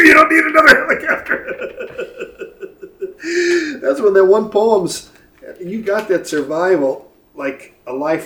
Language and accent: English; Chicago, Illinois, United States; moved away as an adult; now in Cascadia, United States; I've lived here since 1988. I grew up in Chicago.